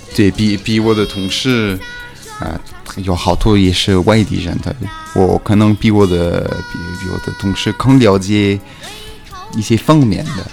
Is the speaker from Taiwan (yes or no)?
no; Switzerland; Chinese is a second language; moved away as an adult; also born or lived in Beijing; 我是来自瑞士的北京人